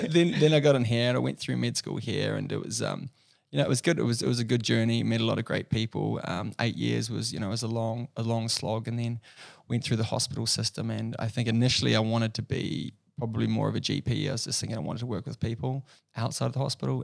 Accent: Rotorua, Bay of Plenty, New Zealand; also born or lived in Dunedin; I grew up in a small place in New Zealand called Rotorua

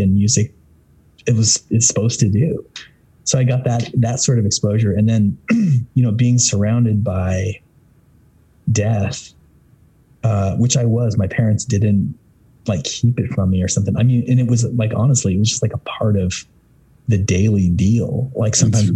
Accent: Southern Idaho, United States; I grew up in Southern Idaho, which is predominantly Mormon.

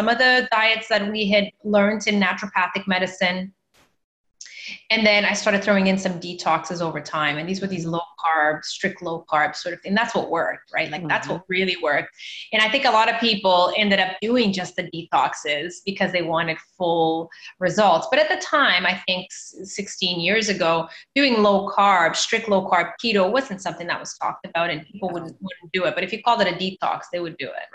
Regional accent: Canada; also born or lived in Mozambique / Toronto; instead of staying in Canada where I grew up, I decided to go back to my home country. I'm from Mozambique

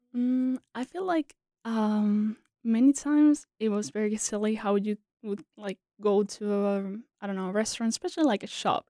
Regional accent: Spain; born or raised there; English is a second language; moved away as an adult; also born or lived in South Korea; now in United States

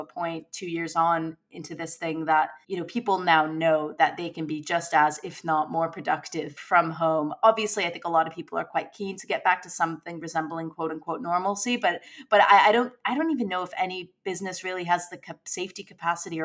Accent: United States; now in United Kingdom; my home country in the United States

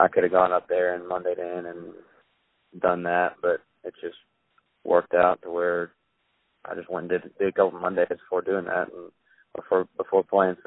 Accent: Hickory, North Carolina, United States; I'm from Hickory, which is only about an hour from Bend

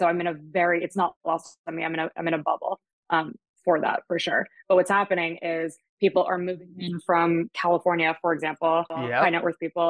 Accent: Germany; now in Jupiter, United States; My dad's German. I grew up in Germany. Moved back to the States.

